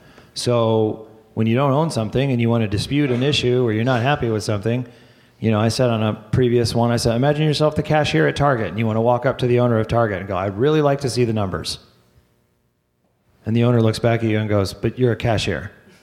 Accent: Orange County, California, United States; born or raised there; moved away as an adult; also born or lived in Palos Hills, Illinois; now in Chicago, United States

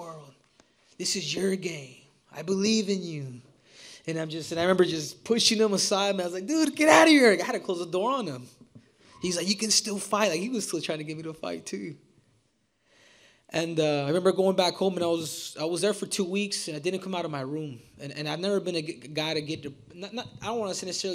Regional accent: United States; I am an American. But you know, the from Mexican descent

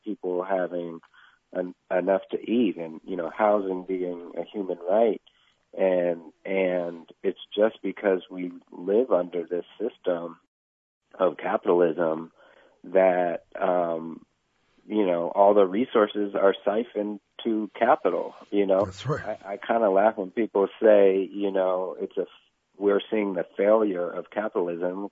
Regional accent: Oakland, California, United States; also born or lived in San Francisco / Cambridge, Massachusetts; I am from East Oakland. I was born in San Francisco. We moved to Oakland when I was a week old.

